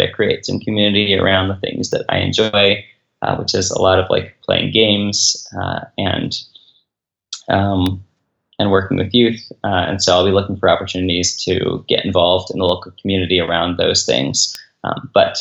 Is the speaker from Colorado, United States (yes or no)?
no; Philadelphia, Pennsylvania, United States; moved away as an adult; now in Cincinnati, United States; I'm from Philadelphia, I live actually just outside Cincinnati